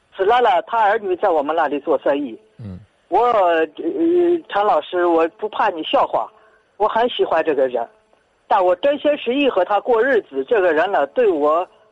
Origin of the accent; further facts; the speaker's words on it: Tianshui, Gansu, China; moved away; 我是甘肃人，嗯。甘肃天水的一个退休官人